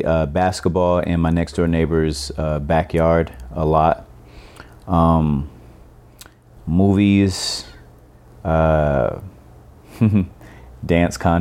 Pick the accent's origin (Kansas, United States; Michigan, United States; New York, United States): Michigan, United States; Detroit; moved away as an adult; also born or lived in California; now in Oakland, United States; I grew up in Detroit, Michigan, and I've been living in Oakland, California for the past 16 years